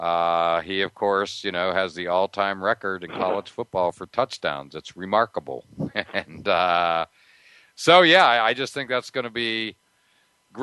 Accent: near Pittsburgh, Pennsylvania, United States; I grew up near Pittsburgh

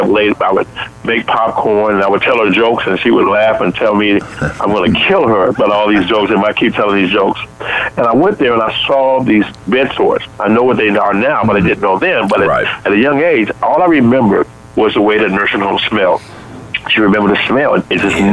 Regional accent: Chicago, Illinois, United States; I grew up in Chicago, as I grew up, my mom was a single parent working in a grocery store

